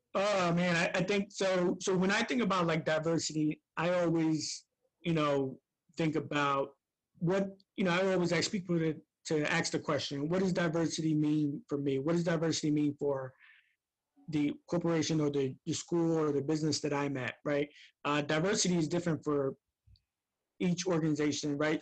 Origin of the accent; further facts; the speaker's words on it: Camden, New Jersey, United States; I'm from Camden, New Jersey.